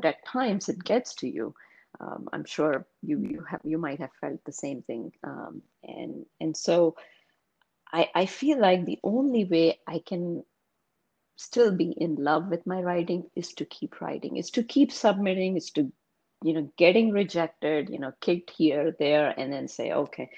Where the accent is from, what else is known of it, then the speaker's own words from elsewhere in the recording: India; English is a second language; moved away as an adult; now in United States; I was born and raised in India